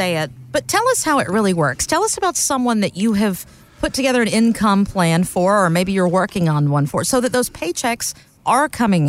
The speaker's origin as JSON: {"language": "English", "region": "the American South", "country": "United States", "said": "I'm a Braves fan. I'm a Southerner."}